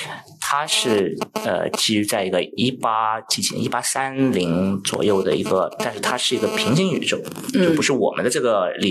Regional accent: Finland; 我在北欧芬兰长大的。

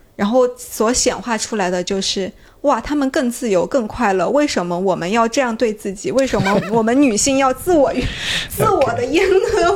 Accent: China; 我是中国人

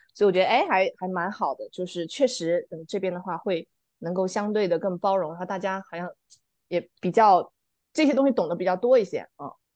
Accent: Fujian, China; also born or lived in New Zealand; now in Dali, China; 我是福建人，福建的这个文化还是非常不同的

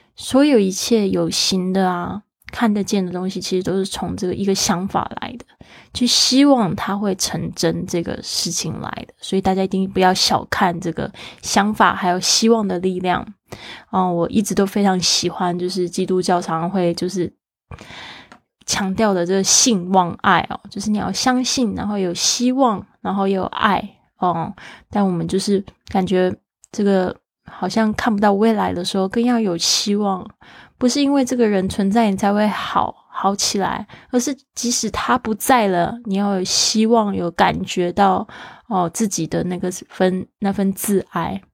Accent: Kaohsiung, Taiwan; now in Taitung, Taiwan; my hometown 高雄

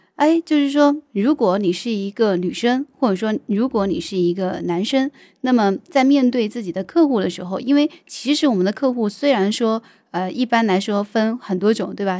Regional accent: Sichuan, China; accent: Sichuanese; 用我们四川话来说

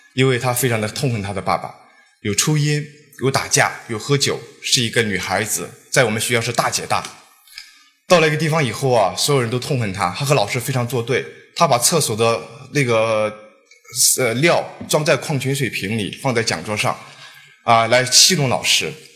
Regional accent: Guizhou, China; 我出生在贵州，偏僻的山村，土家三寨里面是一个少数民族，土家族青年，从小经历了上学的艰难

